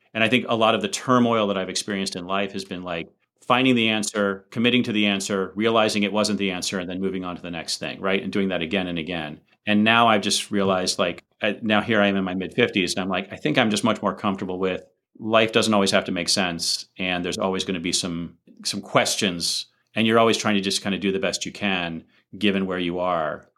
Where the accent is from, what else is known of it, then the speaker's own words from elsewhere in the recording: United States; I'm an American, so I come from a highly individualistic rather than a collectivist society